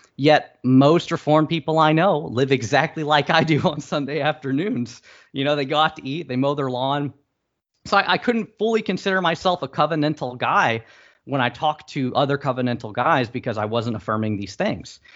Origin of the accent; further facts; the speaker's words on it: St. Louis, Missouri, United States; we're both from Saint Louis